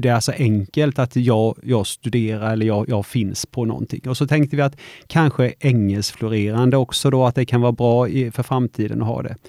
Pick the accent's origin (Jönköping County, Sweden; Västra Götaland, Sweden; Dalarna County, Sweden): Jönköping County, Sweden; Vetlanda; jag har ju alltid bott i Vetlanda, jag är uppvuxen och gått på Mojärdeskolan och Tomaslundsskolan